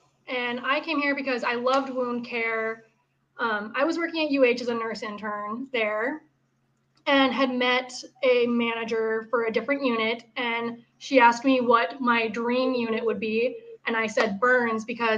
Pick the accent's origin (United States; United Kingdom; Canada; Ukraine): United States; West Coast; moved away as an adult; now in Cleveland, United States; I'm from the West Coast. Okay. I moved here for nursing school